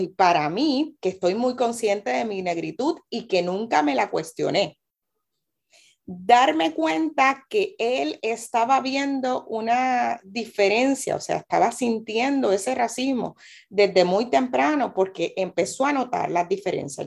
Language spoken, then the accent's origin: Spanish; Carolina, Puerto Rico; also born or lived in Loíza; como carolinense, Carolina también es un pueblo de personas negras eh, y a veces las personas solamente piensan en Loíza y me lo preguntan y sí, soy de Loíza porque mi familia es loiseña, eh, pero vivo en Carolina